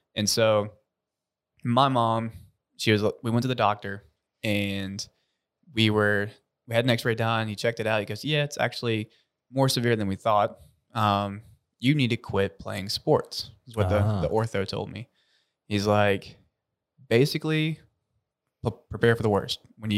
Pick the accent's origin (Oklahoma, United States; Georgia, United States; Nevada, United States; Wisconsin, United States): Georgia, United States; South; I'm born and raised in South Georgia.